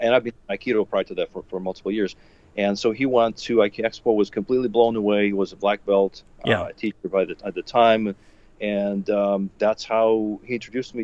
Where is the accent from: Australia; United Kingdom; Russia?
Russia; moved away as an adult; now in Chicago, United States; I grew up in Russia. I was born, grew up, studied, went to college